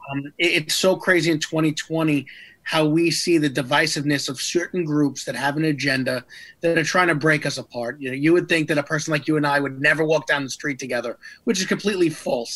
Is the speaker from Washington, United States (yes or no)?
no; New York, United States; my hometown of New York